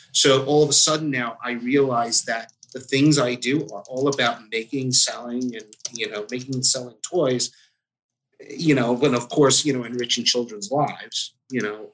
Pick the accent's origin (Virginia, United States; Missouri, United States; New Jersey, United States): New Jersey, United States; I grew up in Jersey